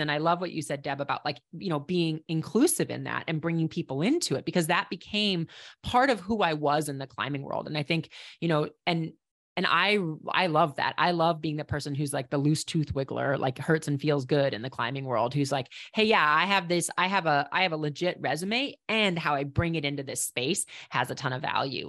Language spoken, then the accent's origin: English; Minneapolis, Minnesota, United States; moved away as an adult; also born or lived in Estes Park, Colorado / Boulder, Colorado; now in New Hampshire, United States; I grew up in Minneapolis. When I say Minnesota, I think people can probably hear it